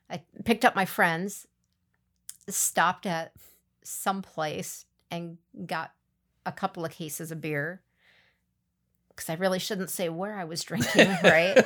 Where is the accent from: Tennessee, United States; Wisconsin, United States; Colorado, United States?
Wisconsin, United States; Milan; also born or lived in Abbotsford / Athens; growing up in Milan, Abbotsford, Athens